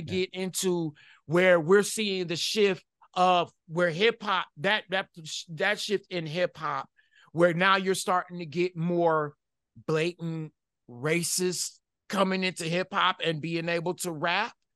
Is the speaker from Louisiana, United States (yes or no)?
no; Detroit, Michigan, United States; growing up in Detroit, Michigan